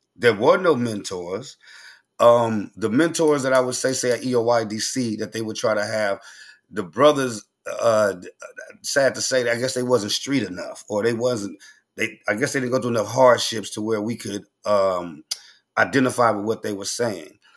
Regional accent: Oakland, California, United States; I'm from Oakland. You know, we popping, uh, we talk fast

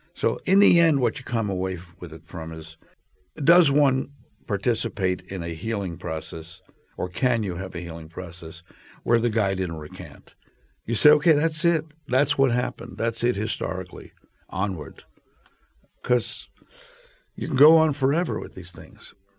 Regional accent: New York City, New York, United States; I was from Brownsville in Brooklyn, where I'm from, and I went to Thomas Jefferson High School

